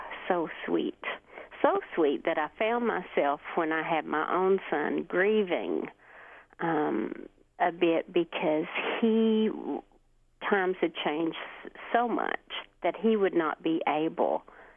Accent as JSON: {"language": "English", "town": "Hemphill", "region": "Kentucky", "country": "United States", "tie": "born or raised there", "also_born_or_lived": "Neon, Kentucky", "lives_now": "Martin, United States", "said": "I currently live in Martin, but I grew up, thankfully, in Hemphill, and lived there my entire life"}